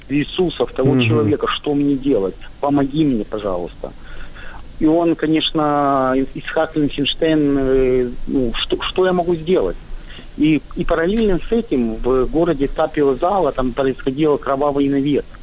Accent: Odesa, Odesa Oblast, Ukraine; я из Одессы, а Одесса это прекрасный город у Черного моря, и у нас здесь и Жаботинский жил

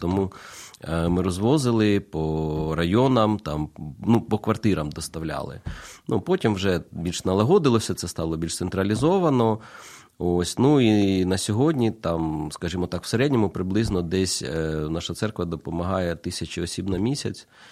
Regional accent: Kyiv, Ukraine; moved away as an adult; now in Zaporizhzhia, Ukraine; Я народився в Києві

